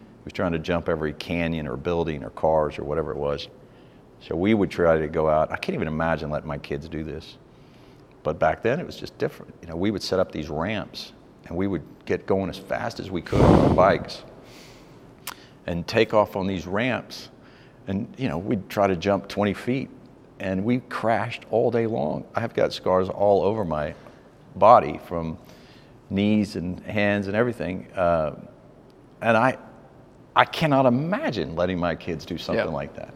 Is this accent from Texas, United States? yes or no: yes; Irving, Texas, United States; also born or lived in St. Louis, Missouri; moved to Texas pretty young, but I grew up in Irving, Texas